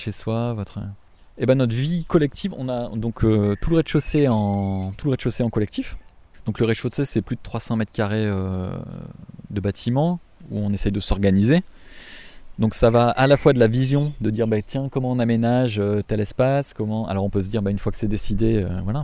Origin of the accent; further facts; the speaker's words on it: France; also born or lived in Africa; on veut vivre chez nous, en France